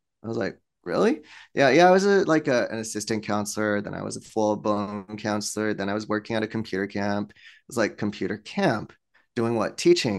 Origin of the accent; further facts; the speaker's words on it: Torrance, California, United States; born there; I was born here in Torrance, right?